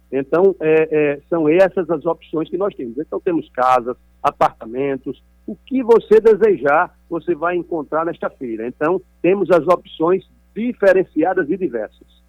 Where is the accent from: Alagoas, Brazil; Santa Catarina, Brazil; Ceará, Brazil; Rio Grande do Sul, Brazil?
Alagoas, Brazil; nós que somos aqui do Nordeste de Alagoas